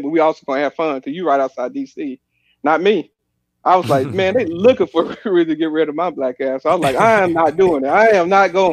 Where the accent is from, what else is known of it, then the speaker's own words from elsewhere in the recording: Pine Bluff, Arkansas, United States; moved away; also born or lived in St. Louis / Washington, D.C. / Fayetteville; We grew up in Pine Bluff